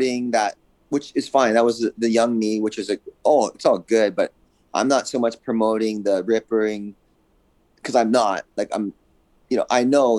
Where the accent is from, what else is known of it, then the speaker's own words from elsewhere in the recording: Hawaii, United States; now in California, United States; I grew up in Hawaii